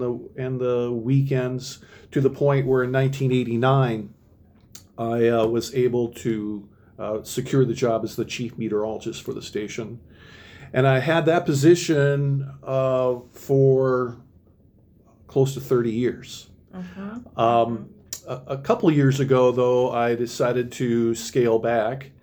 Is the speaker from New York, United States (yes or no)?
no; Minnesota, United States; moved away as an adult; now in Oregon, Wisconsin, United States; I'm originally from Minnesota